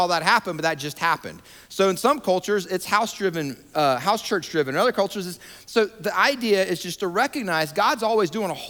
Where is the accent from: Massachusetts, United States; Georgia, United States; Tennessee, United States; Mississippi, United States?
Georgia, United States; moved away as an adult; also born or lived in Atlanta, Georgia / New York / Denver, Colorado / Montgomery, Alabama; now in Raleigh-Durham, United States; I was born and raised in Georgia